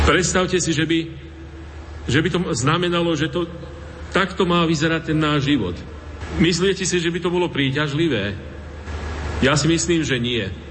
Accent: Banská Bystrica Region, Slovakia; moved away as an adult; now in Reykjavík, Iceland; pochádzam z Bansko-Bistrickej a Staré hory dôverne poznám.

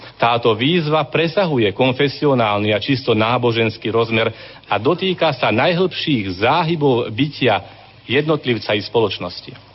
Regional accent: Slovakia

